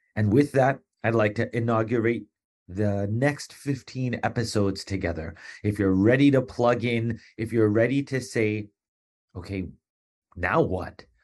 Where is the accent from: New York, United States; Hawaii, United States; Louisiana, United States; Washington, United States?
New York, United States; Long Island; also born or lived in East Meadow, Long Island / Garden City, Long Island; in fourth grade, we moved from Hem, uh, from East Meadow, Long Island to Garden, Hempstead, Garden City